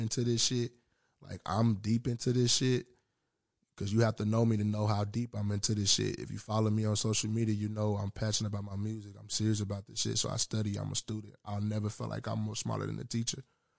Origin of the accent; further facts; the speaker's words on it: Southern United States, United States; I'm from the South and I'm into music and shit.